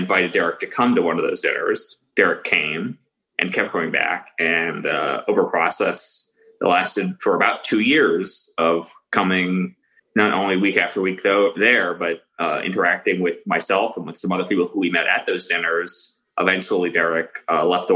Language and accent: English; Florida, United States; I'm originally from Florida